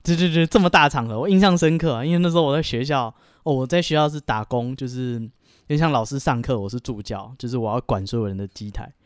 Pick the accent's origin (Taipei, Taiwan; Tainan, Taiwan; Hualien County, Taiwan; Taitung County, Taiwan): Taipei, Taiwan; 其实我小时候是在万华长大